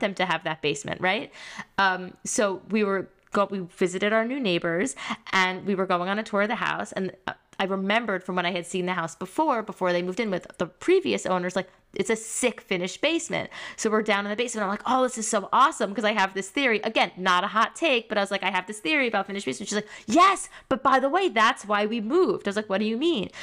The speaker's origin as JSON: {"language": "English", "town": "Great Neck", "region": "New York", "country": "United States", "tie": "born or raised there", "said": "I grew up in Great Neck with so many Persians"}